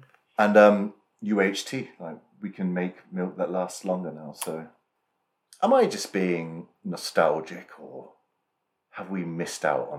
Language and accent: English; United Kingdom; we are British, so class is going to be mentioned a lot in this.